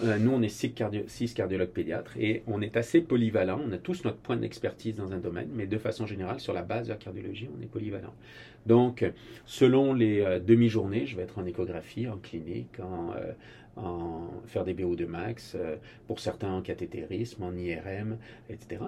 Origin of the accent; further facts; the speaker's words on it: France; moved away as an adult; also born or lived in Boston, United States; now in Quebec, Canada; je suis français d'origine.